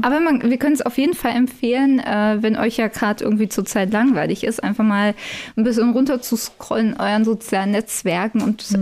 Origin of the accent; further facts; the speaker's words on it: Berlin commuter belt, Brandenburg, Germany; Ich komme ja eigentlich aus dem Speckgürtel von Berlin